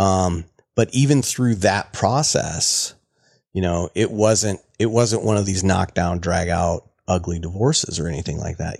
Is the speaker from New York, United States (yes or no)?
no; Central Iowa, United States; I grew up down in Iowa